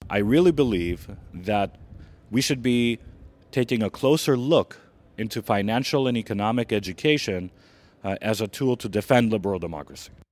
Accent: Greece; moved away; also born or lived in Washington; I'm gonna have to go back to my home country

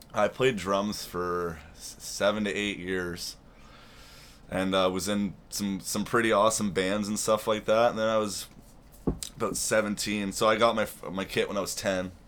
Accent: Toronto, Ontario, Canada; also born or lived in Carbonear, Newfoundland / Oshawa; now in Peterborough, Canada; I grew up in Toronto and Oshawa

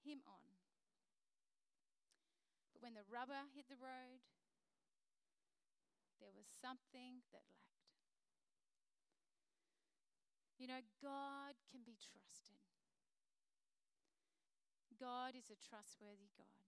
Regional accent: Queensland, Australia; I'm a Queenslander

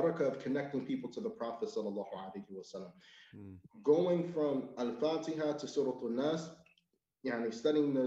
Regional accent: United States; as an American

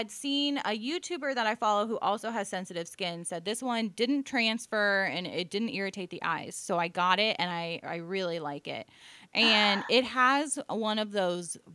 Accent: Ohio, United States; born there; I was. I was born in Ohio, so I'm allowed to make fun of Ohio people.

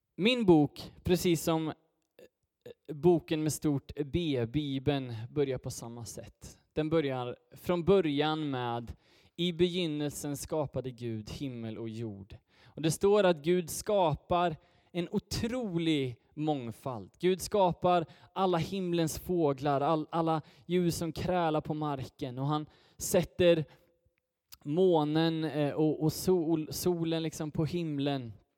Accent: Götene, Västra Götaland, Sweden; jag hoppas innerligt att det hörs, så kommer jag från, från Götene

